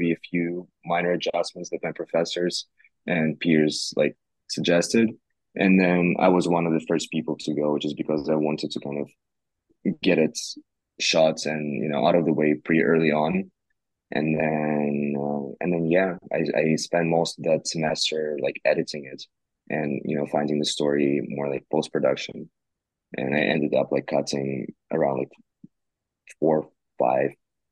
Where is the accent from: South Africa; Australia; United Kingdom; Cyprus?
Cyprus; also born or lived in Russia; now in Los Angeles, United States; I grew up on an island called Cyprus in Eastern Mediterranean